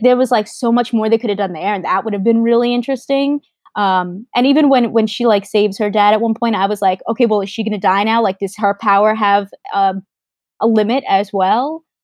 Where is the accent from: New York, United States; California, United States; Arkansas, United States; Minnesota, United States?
New York, United States; I'm from New York